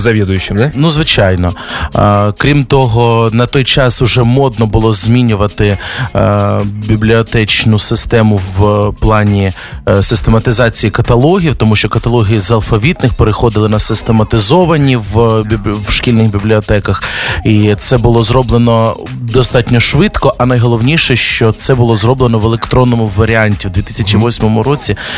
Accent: Merefa, Kharkiv Oblast, Ukraine; я з невеличкого містечка Мерефа під Харковом

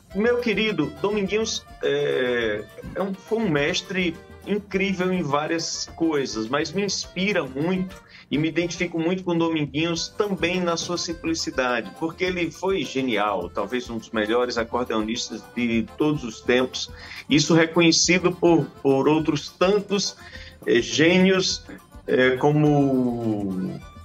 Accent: Riachão do Jacuípe, Bahia, Brazil

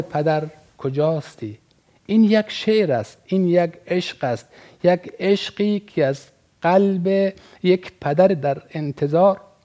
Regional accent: Afghanistan; به عنوان یک افغانستانی

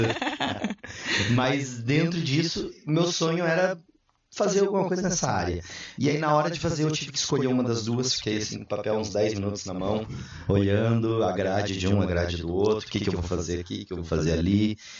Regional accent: Cascavel, Paraná, Brazil; moved away as an adult; now in Blumenau, Brazil; eu sou natural de Cascavel, Paraná, lá do oeste

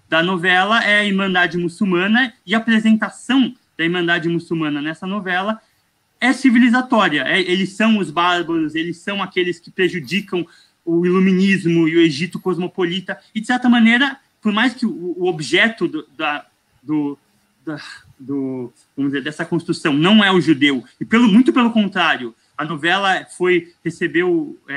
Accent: Morocco; É, não, eu sou, eu sou marroquino, eu tenho.

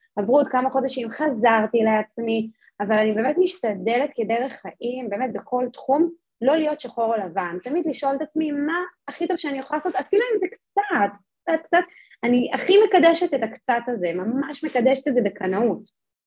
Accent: Jerusalem, Jerusalem District, Israel; אני גדלתי בירושלים

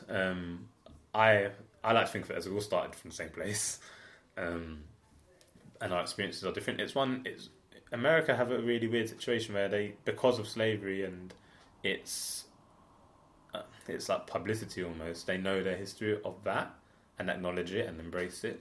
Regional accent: London, United Kingdom; also born or lived in Homerton / Clapton; I grew up, so we're in Clapton now, but I grew up like in Hackney Wick.

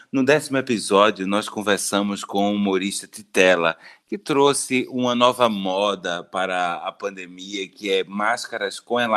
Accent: Recife, Pernambuco, Brazil; eu, eu, eu, sou de Recife, meu filho.

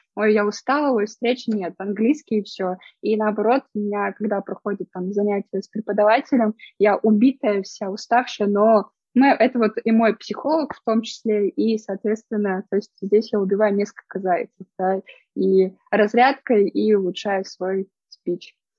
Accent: Arkhangelsk, Arkhangelsk Oblast, Russia; я сама родом из севера, я из Архангельска

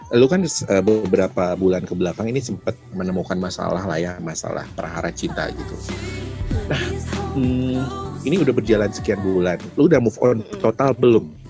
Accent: Bandung, West Java, Indonesia; gue orang Bandung

